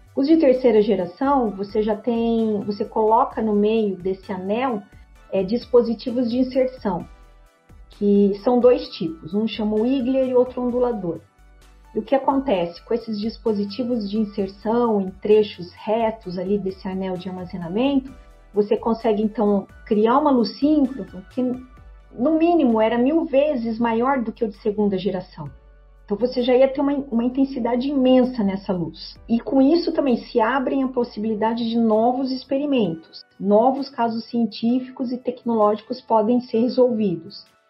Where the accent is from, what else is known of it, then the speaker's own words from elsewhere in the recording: Brazil; nós como brasileiros